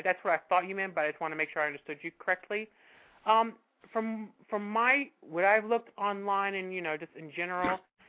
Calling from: New Jersey, United States; New Jersey.

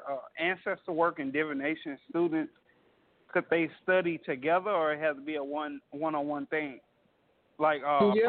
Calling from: Beaumont, Texas, United States; And I'm calling from Beaumont, Texas.

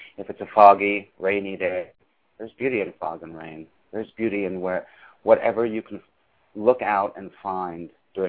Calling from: New York City, New York, United States; I am calling from New York City, as I always do.

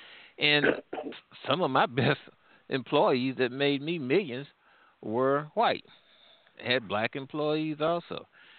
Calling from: St. Louis, Missouri, United States; I'm calling from St. Louis area, Pianchi.

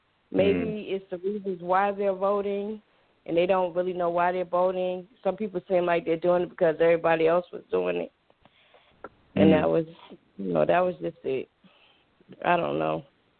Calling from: Atlanta, Georgia, United States; Atlanta, Georgia.

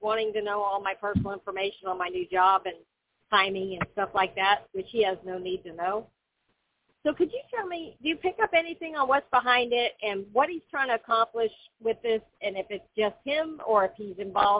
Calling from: Florida, United States

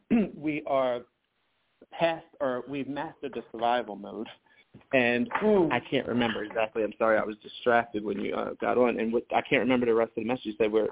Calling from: Philadelphia, Pennsylvania, United States; I'm calling from Philadelphia.

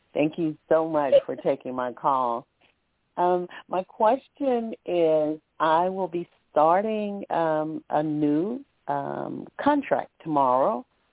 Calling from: Alabama, United States; calling from Alabama

